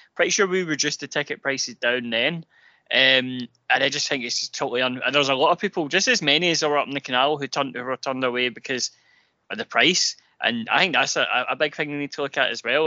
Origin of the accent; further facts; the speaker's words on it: Glasgow, Scotland, United Kingdom; I am actually from Drumchapel. I grew up in Drumchapel uh, for the first five years